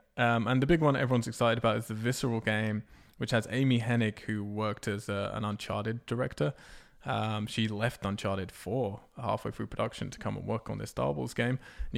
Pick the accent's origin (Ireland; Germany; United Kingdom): United Kingdom; England; I am English. Don't drink tea, don't play FIFA, don't like rugby, don't like cricket.